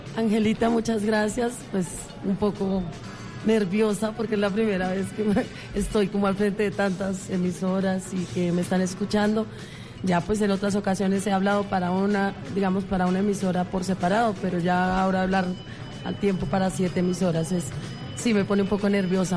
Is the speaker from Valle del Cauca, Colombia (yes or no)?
no; Monguí, Boyacá, Colombia; moved away as an adult; also born or lived in Bogotá; yo nací en Monguí